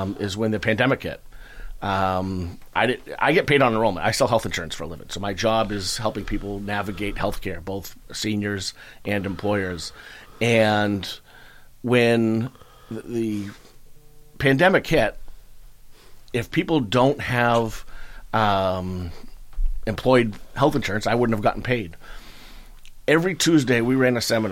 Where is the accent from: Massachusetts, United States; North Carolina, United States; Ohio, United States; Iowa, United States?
Massachusetts, United States; Marshfield; also born or lived in Plymouth, Massachusetts; I grew up in Marshfield on Whiffletree, across from the country